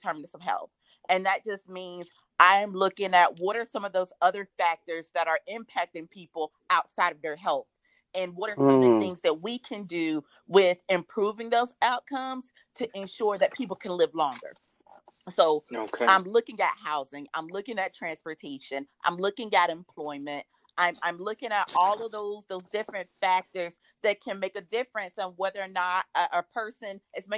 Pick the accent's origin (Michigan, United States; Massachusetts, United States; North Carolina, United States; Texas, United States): North Carolina, United States; Raleigh; I'm a home girl. You know, I'm from Raleigh. You know, went to Apex High School